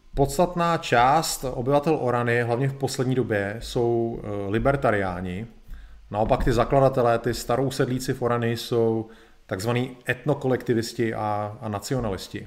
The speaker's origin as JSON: {"language": "Czech", "country": "Czechia", "said": "my Češi"}